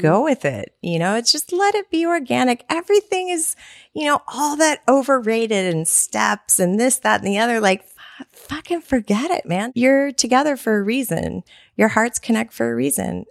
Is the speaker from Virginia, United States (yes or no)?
no; Texas, United States; I am a Texan